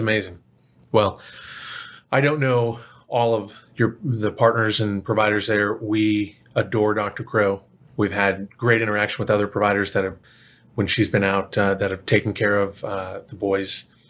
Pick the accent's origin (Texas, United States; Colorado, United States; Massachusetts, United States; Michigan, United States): Texas, United States; Plano; I grew up in Plano.